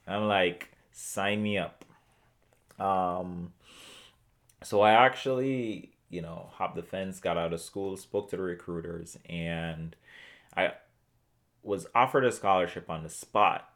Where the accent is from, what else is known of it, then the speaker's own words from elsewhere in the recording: Portmore, Saint Catherine, Jamaica; moved away as an adult; also born or lived in Columbia, South Carolina / Hartford, Connecticut; I grew up in Portmore, Jamaica